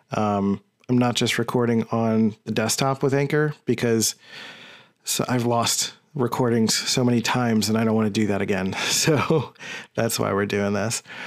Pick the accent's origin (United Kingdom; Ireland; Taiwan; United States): United States; Philadelphia, Pennsylvania; I'm from Philly